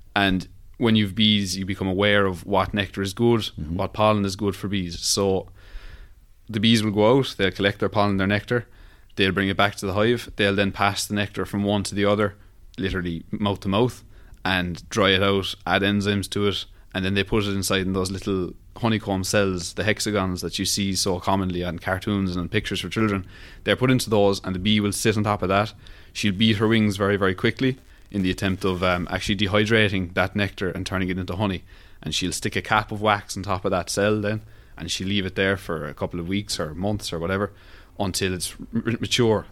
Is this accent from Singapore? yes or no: no; Cork, Munster, Ireland; I'm from Rochestown in Cork City